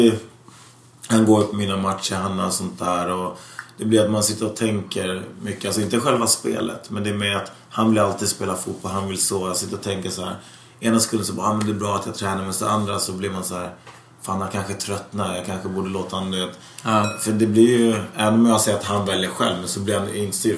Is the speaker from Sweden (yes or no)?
yes; Täby, Stockholm County, Sweden; also born or lived in Tensta; vi skulle växa upp i Täby